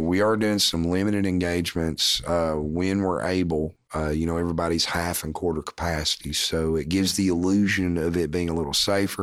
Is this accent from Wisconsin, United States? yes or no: no; Morristown, Tennessee, United States; A M thirteen hundred W M T N, right? Like, my hometown